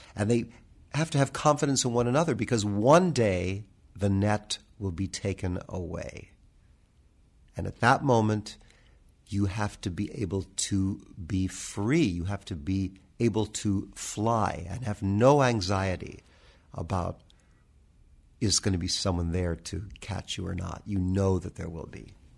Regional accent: United States; I'm very proud of being an American musician

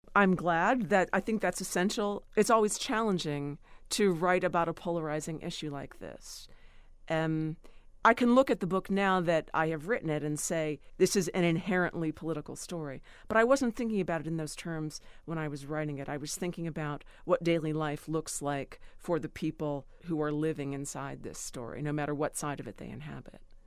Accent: Cambria County, Pennsylvania, United States; the town where I grew up in Cambria County

